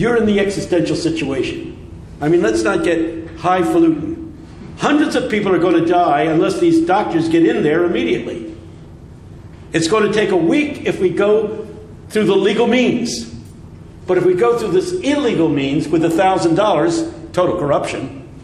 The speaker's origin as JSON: {"language": "English", "country": "United States", "said": "I'm speaking as an American"}